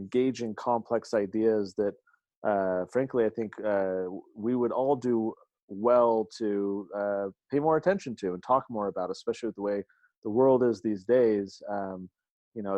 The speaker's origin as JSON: {"language": "English", "town": "San Diego", "region": "California", "country": "United States", "tie": "born or raised there", "moved": "as an adult", "lives_now": "Utah, United States", "said": "I'm actually from San Diego. I grew up there, spent my entire life there until I went to college."}